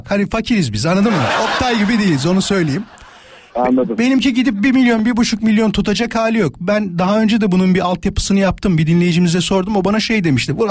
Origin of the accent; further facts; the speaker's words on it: İzmit, Kocaeli, Turkey; Şey İstanbul diyorum İzmit özür dilerim.